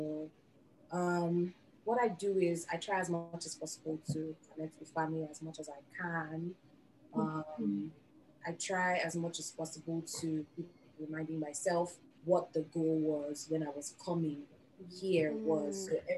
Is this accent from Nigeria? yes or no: yes; Nigeria; moved away as an adult